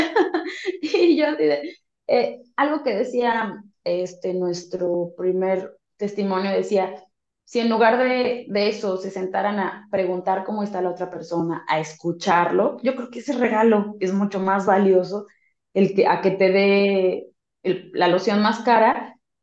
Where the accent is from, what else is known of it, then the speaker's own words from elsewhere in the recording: Mexico; como latinos mexicanos